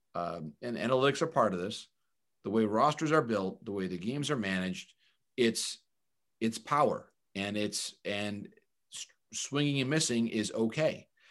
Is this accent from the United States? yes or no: yes; Michigan, United States; I grew up in Michigan as a fan of the Tigers as a kid.